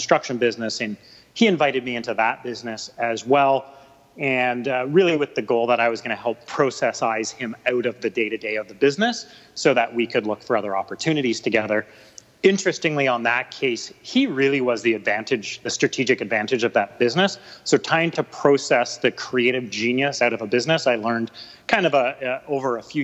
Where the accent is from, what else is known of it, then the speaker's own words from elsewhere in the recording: Vancouver, British Columbia, Canada; also born or lived in Ontario; I'm a Vancouver boy, born and raised. I've lived here my whole life, except for a stint in Ontario for university